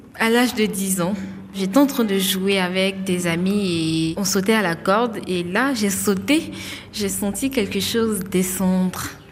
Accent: Divo, Lôh-Djiboua, Côte d’Ivoire; also born or lived in Abidjan; J'ai grandi à Adivo, à l'ouest de, de la Côte d'Ivoire

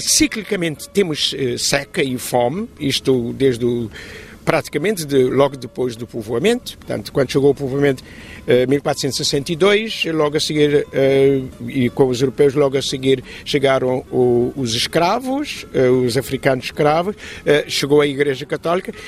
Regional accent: Cape Verde; a nossa identidade enquanto cabo-verdiano

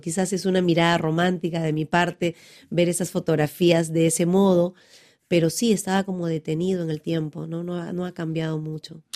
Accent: Pucallpa, Ucayali, Peru; en Pucallpa, donde yo nací

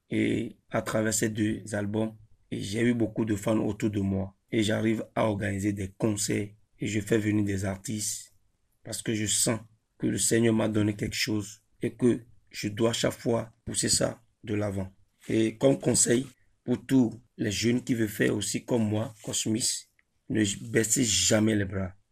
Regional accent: Ouidah, Atlantique, Benin; Je viens de Huida, précisément Djebadji, au Bénin. J'ai étudié l'anglais sur le campus Tagbome Calavi

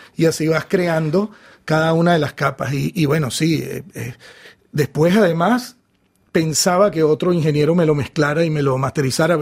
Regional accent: Venezuela; la música de mi país, de Venezuela

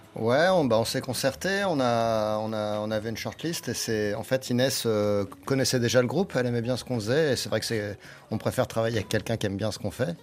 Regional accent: Nancy, Grand Est, France; On vient de Nancy

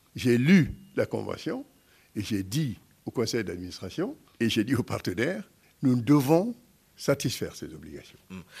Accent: Guinea; moved away; en tant que Guinéen

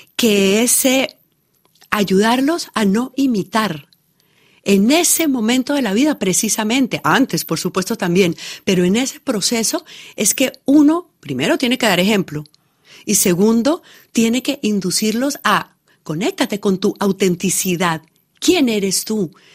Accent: Colombia

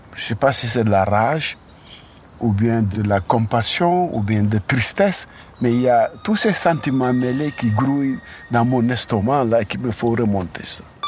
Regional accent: Senegal; moved away; on a grandi dans le Sénégal colonial

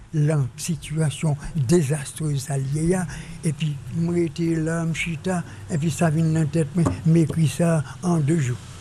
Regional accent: Jérémie, Grand'Anse, Haiti; ma ville natale et du pays de mon père

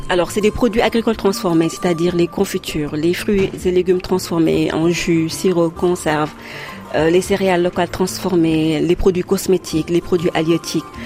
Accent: Saint-Louis, Senegal; moved away as an adult; also born or lived in Dakar; Je suis originaire de Saint-Louis, du Sénégal

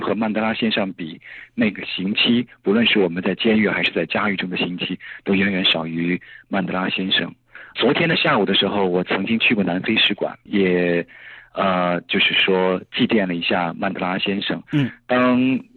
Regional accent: China; 我们作为中国人

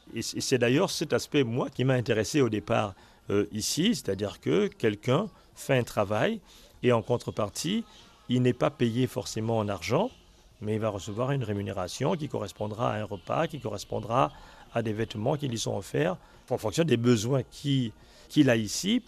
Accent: Lambaréné, Moyen-Ogooué, Gabon; je suis né à Lambaréné

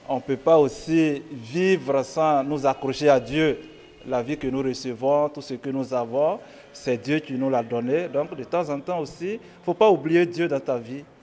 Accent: Côte d’Ivoire; Moi je viens de la Côte d'Ivoire

